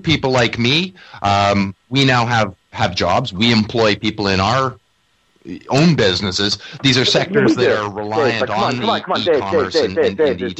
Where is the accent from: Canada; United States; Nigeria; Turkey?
Canada; I as a Canadian